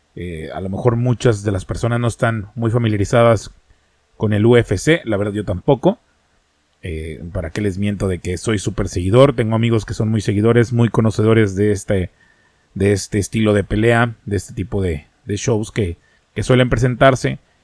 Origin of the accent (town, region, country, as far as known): Mexico